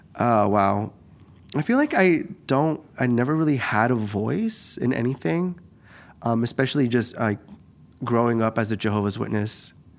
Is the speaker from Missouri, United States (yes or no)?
no; Eugene, Oregon, United States; also born or lived in Guadalajara, Mexico; I just grew up in Eugene